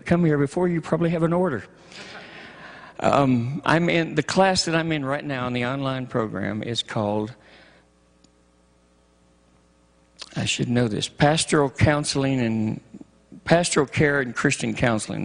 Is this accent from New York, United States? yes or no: no; Michigan, United States; moved away; I'm from Michigan originally, and I miss the snow.